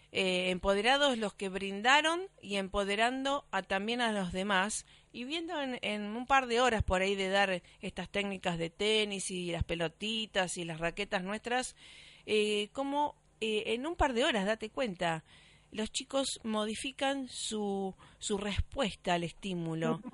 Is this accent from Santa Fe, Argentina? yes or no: yes; Rosario, Santa Fe, Argentina; en Rosario, por supuesto, mi ciudad natal